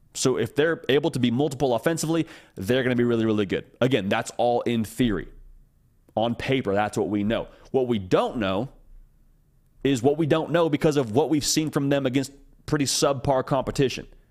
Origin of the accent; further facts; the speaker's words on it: Issaquah, Washington, United States; I was born in the state of Washington. I was born in Issaquah